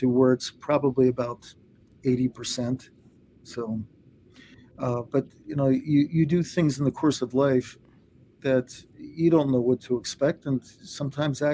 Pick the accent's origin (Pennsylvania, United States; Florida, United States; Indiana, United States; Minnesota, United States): Pennsylvania, United States; Delaware County; I grew up out in Delaware County